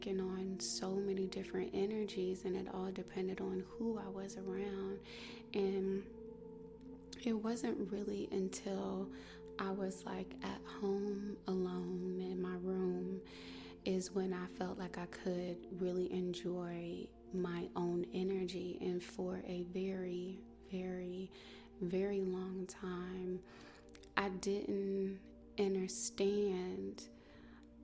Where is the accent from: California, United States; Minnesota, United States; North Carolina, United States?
North Carolina, United States; I was born and raised in North Carolina